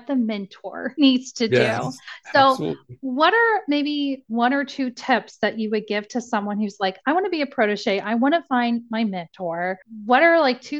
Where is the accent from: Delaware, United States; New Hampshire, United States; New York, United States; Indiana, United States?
Indiana, United States; now in Cincinnati, United States; I'm from Indiana and I moved to Cincinnati